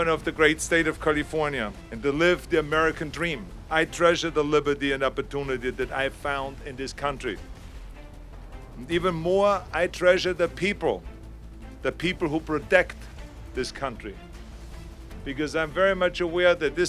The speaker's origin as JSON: {"language": "English", "country": "Austria", "tie": "born or raised there", "moved": "as an adult", "lives_now": "United States", "said": "when I grew up in Austria, we grew up after the Second World War"}